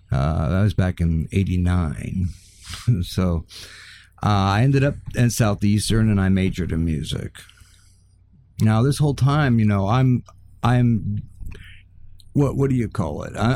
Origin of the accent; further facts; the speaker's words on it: Kenya; also born or lived in Tanzania; oh, well, I was born and raised in the middle of Africa.